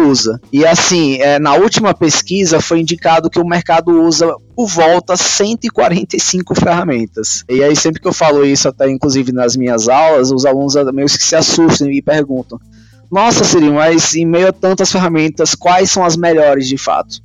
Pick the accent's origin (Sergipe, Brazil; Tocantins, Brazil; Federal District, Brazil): Sergipe, Brazil; moved away as an adult; also born or lived in Aracaju; now in São Paulo, Brazil; eu sou sergipano, mas moro em São Paulo há seis anos aproximadamente